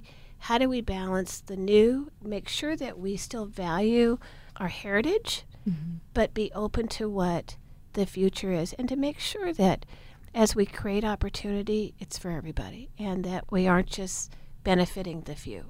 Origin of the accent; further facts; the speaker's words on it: Portland, Oregon, United States; I was born and raised in Portland